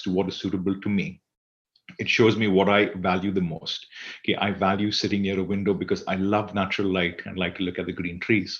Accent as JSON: {"language": "English", "country": "Singapore", "said": "I am from Singapore"}